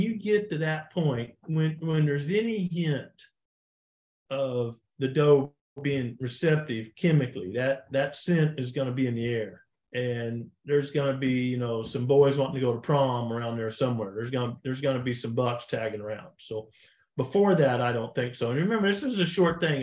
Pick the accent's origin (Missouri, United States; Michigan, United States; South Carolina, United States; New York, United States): Missouri, United States; the Ozarks; I was raised in the Ozarks